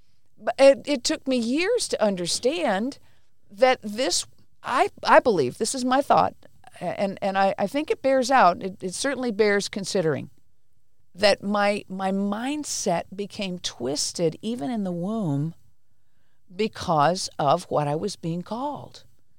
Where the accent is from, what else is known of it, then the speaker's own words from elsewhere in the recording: India; born there; So I was born in India. My parents were missionaries, really good people.